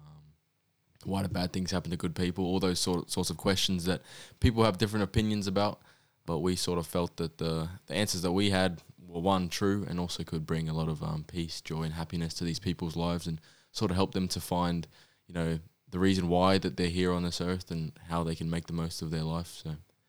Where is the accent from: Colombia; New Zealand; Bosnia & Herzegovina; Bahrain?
New Zealand; moved away; I was born in New Zealand